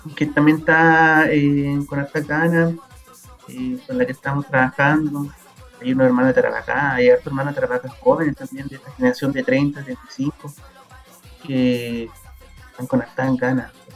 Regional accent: northern Chile, Chile; Nosotros pasamos a ser Chile hace, no, hace mucho, o después de la guerra pacífica

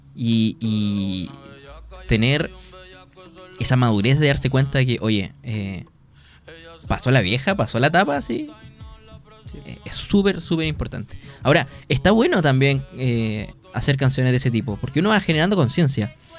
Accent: Punta Arenas, Magallanes and Chilean Antarctica, Chile; yo soy de Punta Arenas, una región donde comprar alcohol es muy barato

